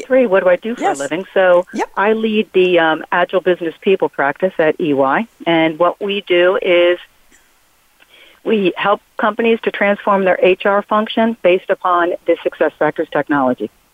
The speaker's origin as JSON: {"language": "English", "town": "Philadelphia", "region": "Pennsylvania", "country": "United States", "said": "I'm from Philadelphia"}